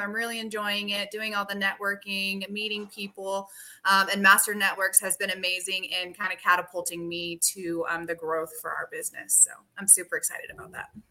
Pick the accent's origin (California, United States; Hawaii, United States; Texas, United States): Texas, United States; Garland; also born or lived in Tyler, Texas; I'm actually from Tyler, moved to Garland when I was two.